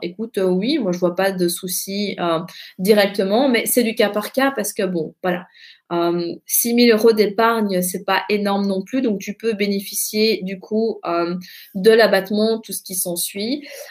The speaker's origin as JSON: {"language": "French", "country": "Belgium", "said": "chez nous en Belgique"}